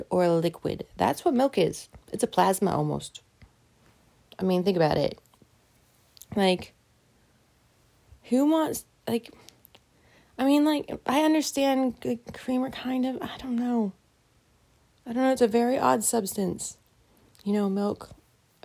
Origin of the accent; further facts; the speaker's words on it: the South, United States; I'm from the South